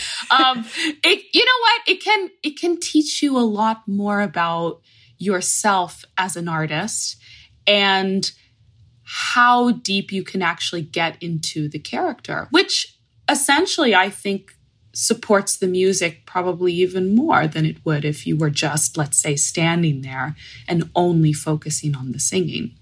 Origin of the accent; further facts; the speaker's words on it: Fort Lauderdale, Florida, United States; I'm in Palm Beach, Florida, which is a little bit more north of Fort Lauderdale from where I grew up